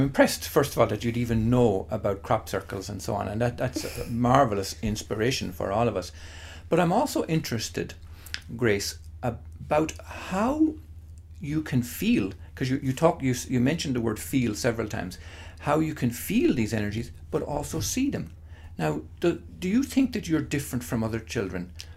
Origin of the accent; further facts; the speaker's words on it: Ireland; living in Holy Catholic Ireland